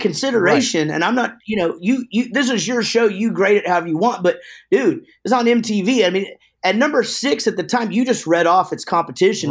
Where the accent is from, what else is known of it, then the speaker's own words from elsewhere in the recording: Wichita Falls, Texas, United States; also born or lived in Denton, Texas; we're from Wichita Falls, but, uh, after we started the band, we moved down to Denton